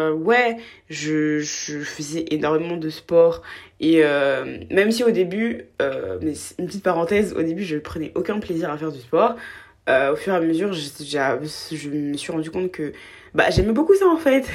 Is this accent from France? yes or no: no; Côte d’Ivoire; j'ai grandi en Côte d'Ivoire, je viens de Côte d'Ivoire